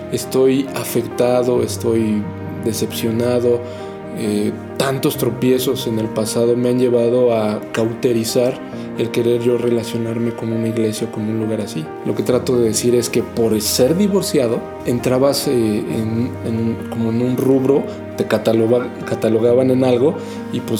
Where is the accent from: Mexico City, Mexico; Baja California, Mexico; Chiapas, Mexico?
Mexico City, Mexico; soy de la Ciudad de México.